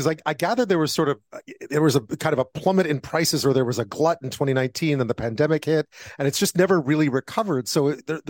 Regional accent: Montreal, Quebec, Canada; I grew up in Montreal

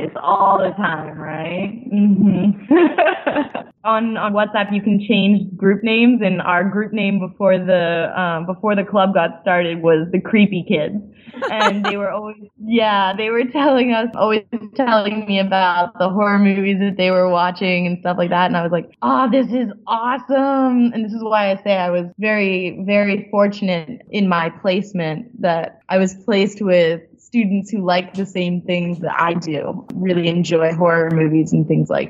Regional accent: Baltimore, Maryland, United States; now in Malaysia; I'm originally from the Baltimore area

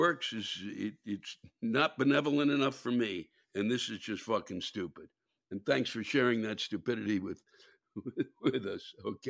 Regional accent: England, United Kingdom; Yes, I am English and want to complain about manners.

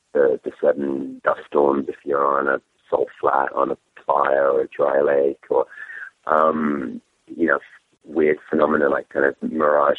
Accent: England, United Kingdom; accent: English; my English accent

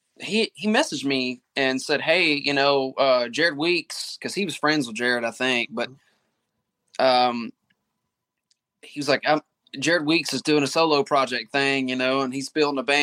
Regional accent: Mississippi, United States; I'm from Mississippi

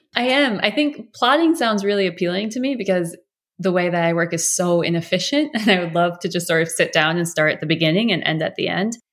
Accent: United States; as an American

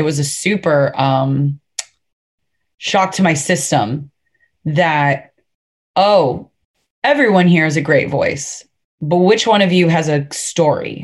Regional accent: Fort Lauderdale, Florida, United States; I'm from Fort Lauderdale. You know what I mean? So it's not like I grew up in what people would describe as a stereotypical or a typical country lifestyle.

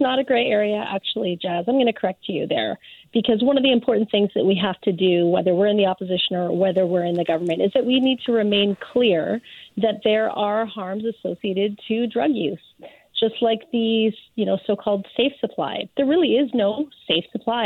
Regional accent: Surrey, British Columbia, Canada; my hometown of Surrey

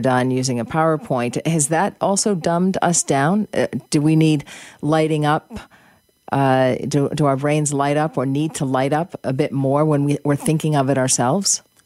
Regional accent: Boston, Massachusetts, United States; I grew up in Boston

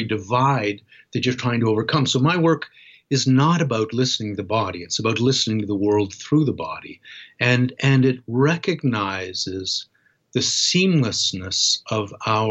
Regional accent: Toronto, Ontario, Canada; the harbor in my hometown, Toronto

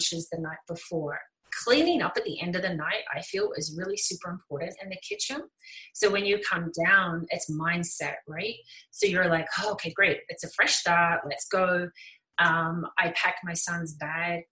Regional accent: New Zealand; moved away as an adult; now in Calgary, Canada; I moved from New Zealand to Canada

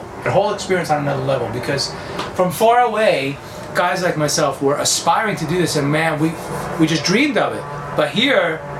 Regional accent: New York, United States; moved away; also born or lived in Florida; I was living in Florida at the time, moved from New York. I grew up in New York, moved to Florida.

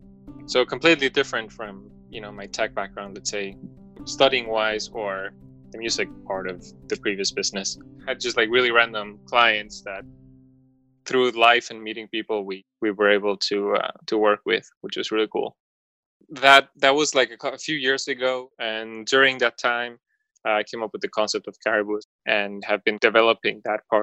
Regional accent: Madrid, Community of Madrid, Spain; also born or lived in Mexico / Miami / London; I also grew up, you know, around the world pretty much from Madrid.

